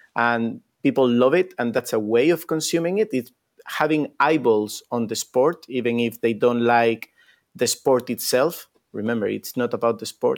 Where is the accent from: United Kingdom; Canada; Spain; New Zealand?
Spain; moved away; I come from Spain